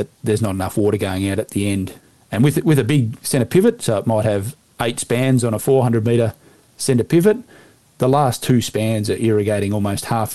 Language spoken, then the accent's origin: English; north of Balranald, southwest New South Wales, Australia; now in Victoria, Australia; I grew up in southwest New South Wales, north of Balranald, on a sheep station.